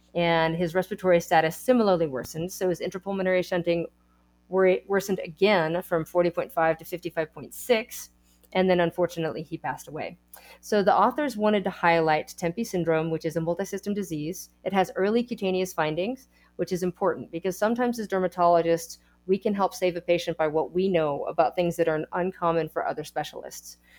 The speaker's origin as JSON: {"language": "English", "region": "Texas", "country": "United States", "said": "I am a Texan"}